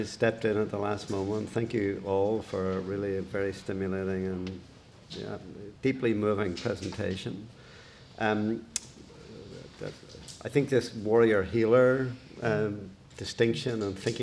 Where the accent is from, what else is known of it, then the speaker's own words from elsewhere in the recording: Belfast, Northern Ireland, United Kingdom; growing up in Belfast when things really started to deteriorate in the late 1960s, early 1970s